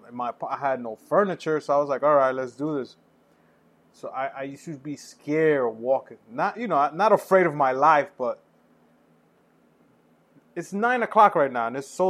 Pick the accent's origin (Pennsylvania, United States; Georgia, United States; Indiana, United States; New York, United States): New York, United States; New York City; moved away as an adult; also born or lived in New Jersey; The only thing I saw in my block growing up in the Heights